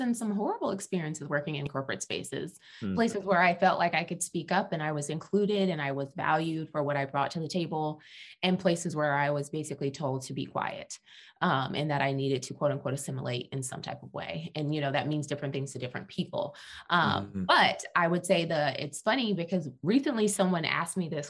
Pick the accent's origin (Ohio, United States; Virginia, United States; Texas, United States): Texas, United States; also born or lived in Dallas, Texas; I must clarify that I am a Texan. I live in Dallas, Texas